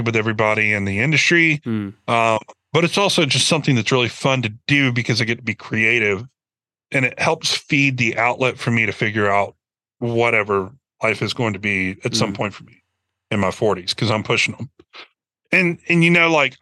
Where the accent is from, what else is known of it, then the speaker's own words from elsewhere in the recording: Birmingham, Alabama, United States; moved away as an adult; now in Nashville, United States; growing up in Birmingham